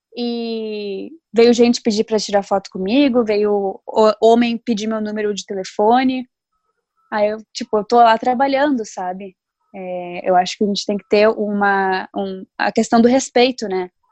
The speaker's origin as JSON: {"language": "Portuguese", "town": "Novo Hamburgo", "region": "Rio Grande do Sul", "country": "Brazil", "said": "eu sou de Novo Hamburgo"}